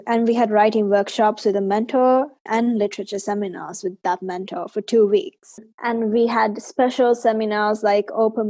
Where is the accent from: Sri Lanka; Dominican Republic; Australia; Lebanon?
Sri Lanka; moved away as an adult; now in United Kingdom; I'm from Sri Lanka, though I'm currently studying at university in the UK.